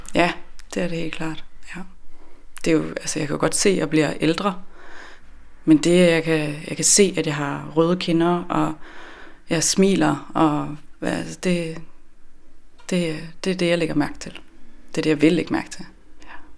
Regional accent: west of Aarhus, Central Denmark Region, Denmark; moved away as an adult; also born or lived in Copenhagen / Sweden / Norway / Ollerup; now in Svendborg, Denmark; Jeg er øh, fra Aarhus, eller vest for Aarhus, hvor jeg er vokset op øh, 12 km uden for Aarhus i en lille øh, landsby ude på landet.

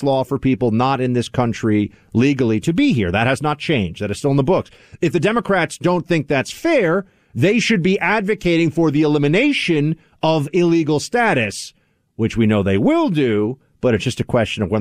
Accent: New York City, New York, United States; NYC, my hometown

